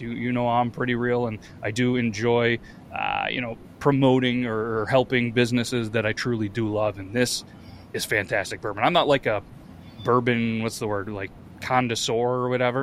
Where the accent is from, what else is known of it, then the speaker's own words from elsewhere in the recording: New York, United States; I'm from New York